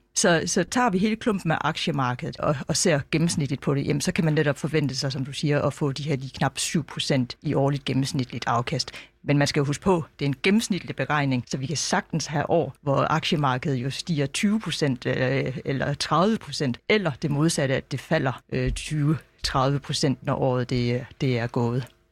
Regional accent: Denmark; som dansker

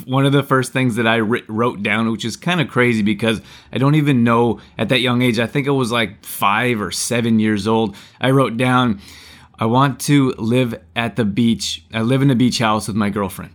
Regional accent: Canada; moved away; growing up in Canada, it's cold

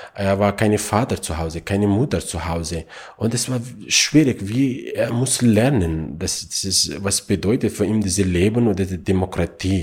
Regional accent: Afghanistan; German is a second language; now in Austria; ich bin in Afghanistan geboren

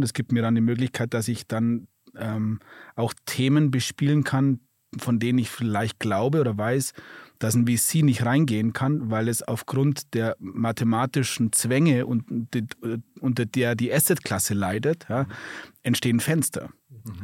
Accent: Germany

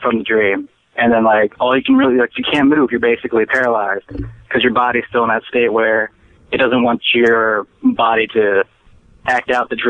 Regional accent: Delaware, United States; No, I'm not Southern. I am from Delaware, though.

